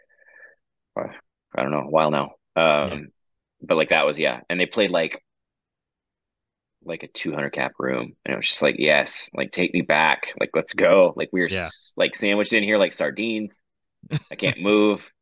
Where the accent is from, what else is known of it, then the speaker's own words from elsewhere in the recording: Oklahoma, United States; now in Houston, United States; I'm also from Oklahoma originally